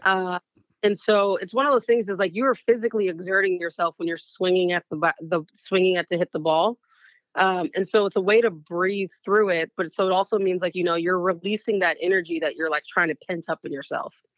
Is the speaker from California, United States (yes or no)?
yes; Oakland, California, United States; I grew up in the Bay Area